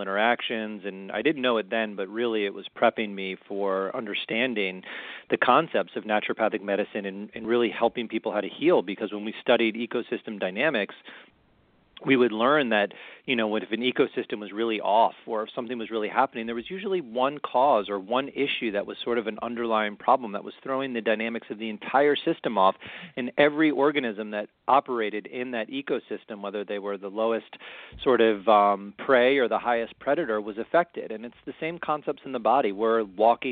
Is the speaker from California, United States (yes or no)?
no; Maryland, United States; also born or lived in Colorado; I was born and raised in Maryland